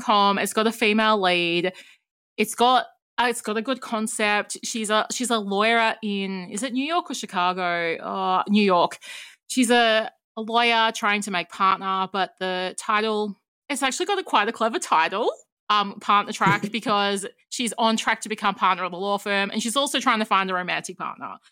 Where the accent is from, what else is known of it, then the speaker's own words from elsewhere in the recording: Australia; as an Australian